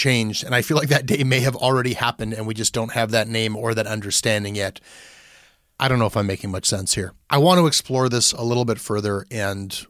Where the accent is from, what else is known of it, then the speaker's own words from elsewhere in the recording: Canada; I'm a Canadian journalist, not an American journalist